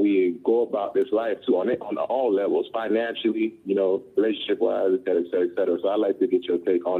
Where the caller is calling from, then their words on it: Tampa, Florida, United States; I'm calling from Tampa first